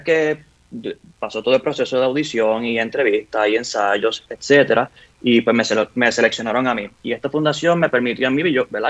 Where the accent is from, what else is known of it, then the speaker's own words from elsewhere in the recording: Ponce, Puerto Rico; yo soy un niño crecido en el barrio Bélgica de Ponce, nací allí en Ponce, orgulloso ponceño